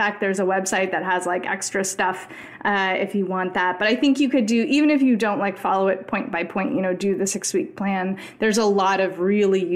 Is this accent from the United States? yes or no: yes; United States; as an American